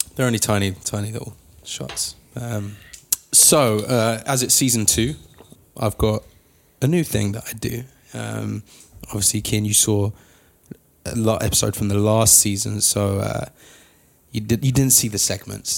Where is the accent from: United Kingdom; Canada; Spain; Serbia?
United Kingdom; now in United States; us being British, we can have an entire conversation filled with sorries